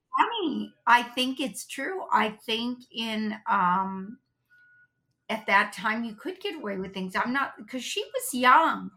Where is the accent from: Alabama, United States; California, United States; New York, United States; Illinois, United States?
California, United States; Los Angeles; We grew up in North Hollywood